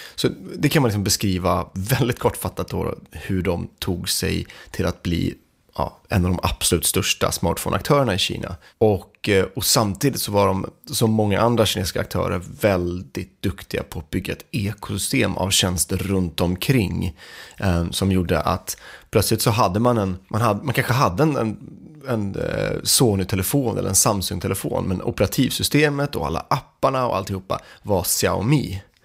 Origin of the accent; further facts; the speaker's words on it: Sweden; vi som svenskar